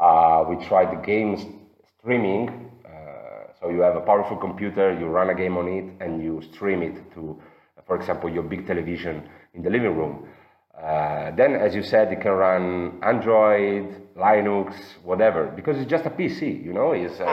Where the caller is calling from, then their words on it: Florence, Tuscany, Italy; I'm calling from Florence.